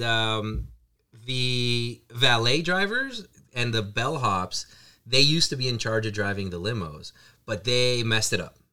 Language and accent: English; Reno, Nevada, United States; moved away as an adult; now in Canada; I grew up in Reno and, you know, and I came up to Canada, you know, a few years ago.